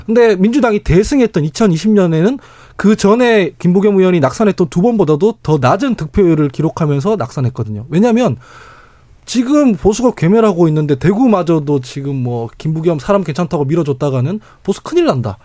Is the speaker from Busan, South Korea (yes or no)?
no; Daegu, South Korea; 제가 대구 출신인데